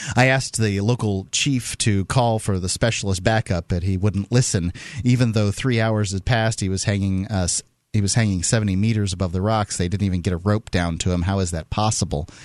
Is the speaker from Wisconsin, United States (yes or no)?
no; Gulf Coast of Florida, United States; I'm from the Gulf Coast coast to Florida